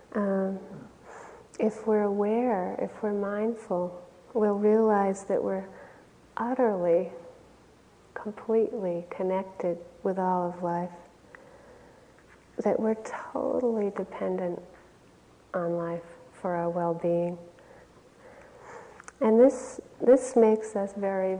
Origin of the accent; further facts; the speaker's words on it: Wayland, Massachusetts, United States; where I grew up in Wayland, Massachusetts